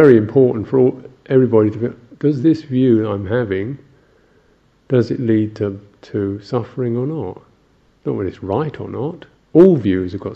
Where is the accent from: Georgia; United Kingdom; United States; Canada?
United Kingdom; England